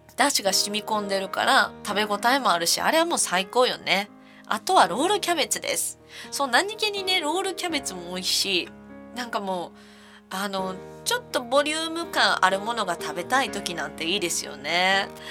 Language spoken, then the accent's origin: Japanese; Kansai, Osaka, Japan; moved away as an adult; also born or lived in Tokyo; now in Niigata, Japan; 私はやっぱ関西人なので